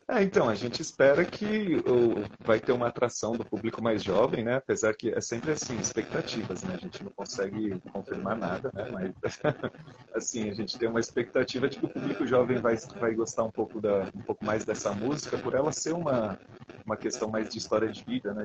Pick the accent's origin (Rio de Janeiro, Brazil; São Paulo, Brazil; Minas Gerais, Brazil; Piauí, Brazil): São Paulo, Brazil; a gente é natural de São Paulo, né? Tanto eu como ele, nascido daqui